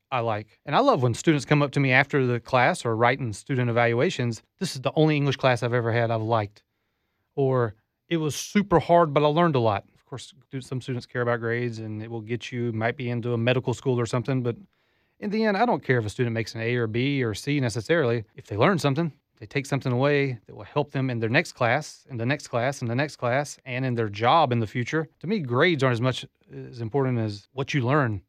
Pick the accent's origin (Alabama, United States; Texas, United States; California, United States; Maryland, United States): Alabama, United States; Southeast; moved away as an adult; also born or lived in Japan; now in Florida, United States; I grew up in Southeast Alabama